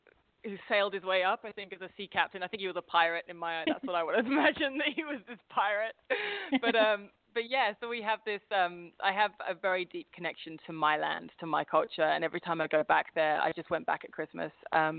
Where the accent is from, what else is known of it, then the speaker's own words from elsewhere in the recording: Staines, South East England, United Kingdom; now in -; his family line are all very Essex based, but I was brought up in a place called Staines, which is, for those of you who know Ali G, that's his stomping ground